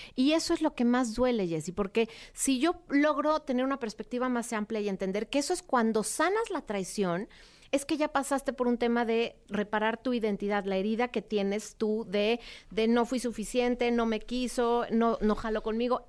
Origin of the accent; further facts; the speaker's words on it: Mexico City, Mexico; Viví primero en una que se llamaba, se llamaba Prado Churbusco y después en San Ángel